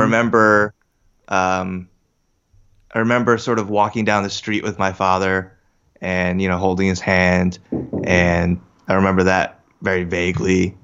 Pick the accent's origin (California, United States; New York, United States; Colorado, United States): New York, United States; Katonah; moved away as an adult; also born or lived in Briarcliff Manor, New York / Seoul, South Korea; now in North Jersey, United States; I grew up in the Katona Lewisboro area.